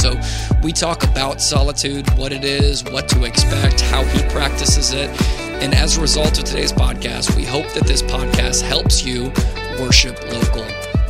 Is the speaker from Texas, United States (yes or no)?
no; Hampton, Iowa, United States; my hometown over there.